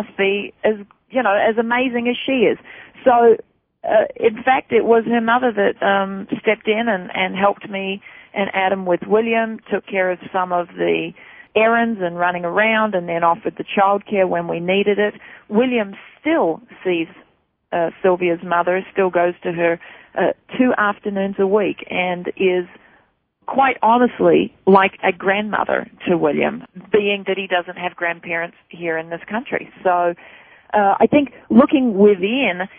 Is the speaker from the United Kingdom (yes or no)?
no; Australia; moved away as an adult; now in United States; I'm from Australia